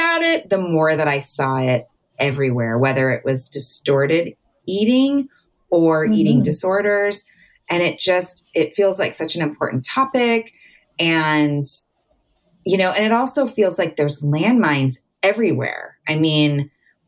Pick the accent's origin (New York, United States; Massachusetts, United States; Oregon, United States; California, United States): California, United States; Southern; I grew up in Southern California at the beach